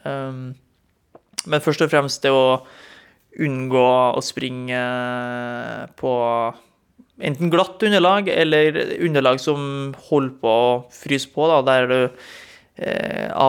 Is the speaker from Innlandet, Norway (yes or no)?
no; Trondheim, Trøndelag, Norway; Når jeg bodde hjemme i Trondheim, eh, gikk på videregående, og det var en halvmeter med snø ut, og det eneste alternativet var å springe krappe svinger i Leangen ishall i Trondheim, så ble det mye mølleløping.